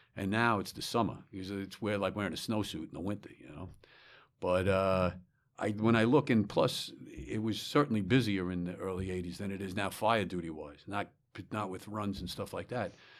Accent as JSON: {"language": "English", "town": "Smithtown", "region": "New York", "country": "United States", "tie": "born or raised there", "also_born_or_lived": "Bronx, New York", "said": "I was born in the Bronx, and shortly, uh, thereafter, maybe when I was young, we moved out to Long Island, to Smithtown, Long Island"}